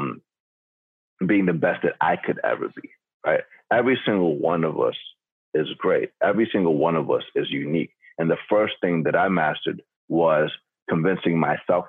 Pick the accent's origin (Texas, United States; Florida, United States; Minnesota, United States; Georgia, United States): Georgia, United States; Atlanta; growing up in Atlanta, Georgia